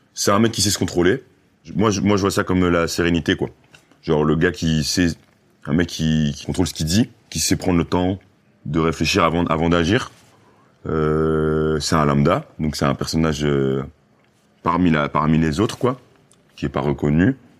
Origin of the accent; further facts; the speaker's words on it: Brussels, Brussels-Capital Region, Belgium; je venais pas de cette zone-là, je venais de Bruxelles.